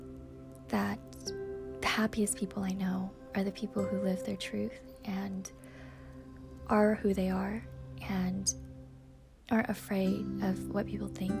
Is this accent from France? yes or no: no; Michigan, United States; Growing up in the Midwest in Michigan